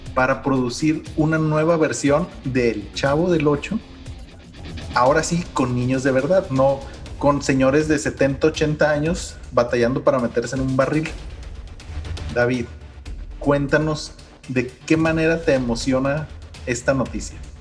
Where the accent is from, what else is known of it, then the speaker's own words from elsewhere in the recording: Mexico; nosotros mismos como mexicanos jóvenes